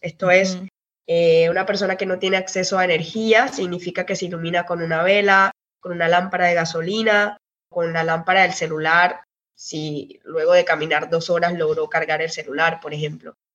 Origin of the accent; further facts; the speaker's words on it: Cartagena, Bolívar, Colombia; moved away as an adult; also born or lived in Barranquilla, Colombia / Brazil; now in United Kingdom; yo nací en Barranquilla, que queda al norte de Colombia, pero casi toda mi vida eh, estudié en Cartagena